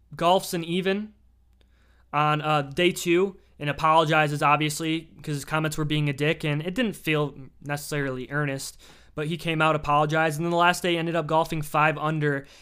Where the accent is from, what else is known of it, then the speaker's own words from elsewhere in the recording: Michigan, United States; I'm just from Michigan.